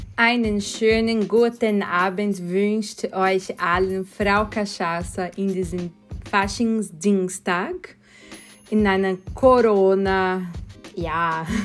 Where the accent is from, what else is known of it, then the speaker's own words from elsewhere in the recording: Sorocaba, São Paulo, Brazil; German is a second language; moved away as an adult; now in Vienna, Austria; ich bin gebürtige Brasilianerin, wohne in Wien schon seit 2006, aber ich komme nicht aus Rio, ich komme aus São Paulo